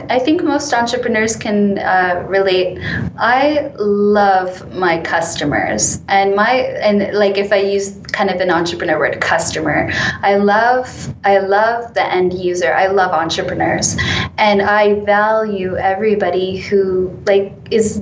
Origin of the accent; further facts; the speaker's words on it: Canada; moved away; also born or lived in United Kingdom; being Canadian in the UK